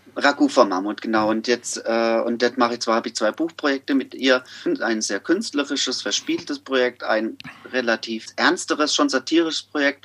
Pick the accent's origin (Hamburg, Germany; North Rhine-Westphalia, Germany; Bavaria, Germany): Bavaria, Germany; Amorbach; also born or lived in Miltenberg / Frankfurt am Main; now in Tübingen, Germany; ich komme ja aus Amerbach im Odenwald